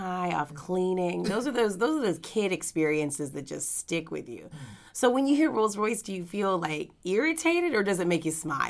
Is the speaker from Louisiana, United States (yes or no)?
yes; Louisiana, United States; now in Los Angeles, United States; we're both from Louisiana